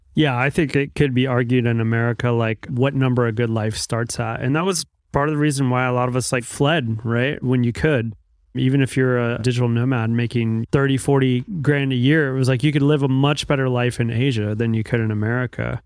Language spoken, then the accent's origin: English; United States; moved away; I'm American.